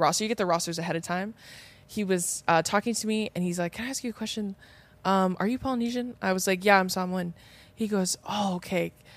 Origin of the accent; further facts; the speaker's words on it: Riverside County, California, United States; we're from, like, Riverside County